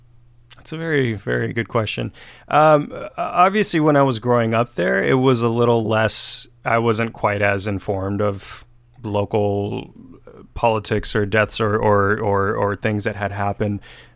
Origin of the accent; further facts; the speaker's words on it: United States; you know, we're American, but very culturally still, you know, grounded in our roots.